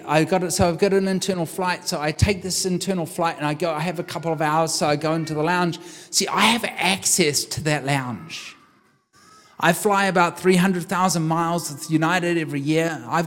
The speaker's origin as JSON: {"language": "English", "country": "New Zealand", "said": "I'm a New Zealander. I take my daughter with me, my youngest, 21. I take my daughter with me, and we land in Auckland Airport"}